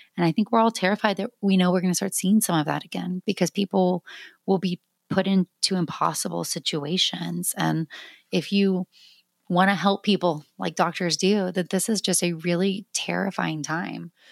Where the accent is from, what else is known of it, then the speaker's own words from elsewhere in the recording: South Georgia, United States; now in Austin, United States; I grew up in South Georgia